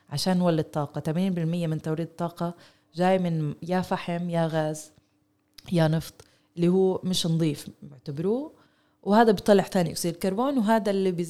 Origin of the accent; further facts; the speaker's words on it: Palestine; وهذا عن جد إشي نقطة جوهرية لإلنا إحنا حتى كفلسطينية